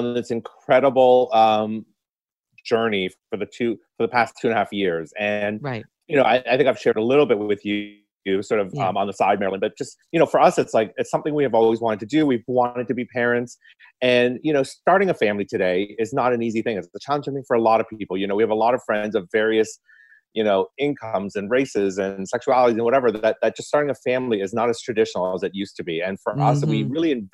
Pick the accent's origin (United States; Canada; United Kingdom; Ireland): Canada; Toronto, Ontario; also born or lived in Hong Kong; I grew up in North York and I went to York Mills Collegiate